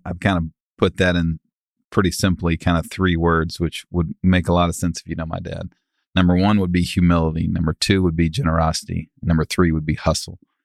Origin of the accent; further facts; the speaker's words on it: Dallas, Texas, United States; We grew up in Preston Hollow